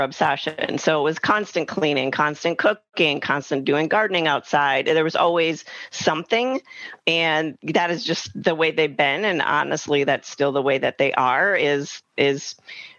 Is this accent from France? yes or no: no; Wisconsin, United States; I grew up in Wisconsin, in a smaller, not super small town, but semi-small town